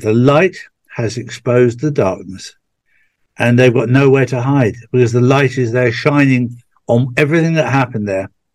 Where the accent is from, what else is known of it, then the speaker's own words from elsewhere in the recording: England, United Kingdom; being English